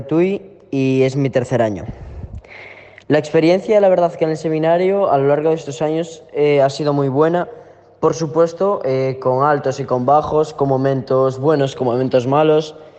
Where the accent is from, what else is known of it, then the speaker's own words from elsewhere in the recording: Ponteareas, Galicia, Spain; tengo 15 años y soy de Pontareas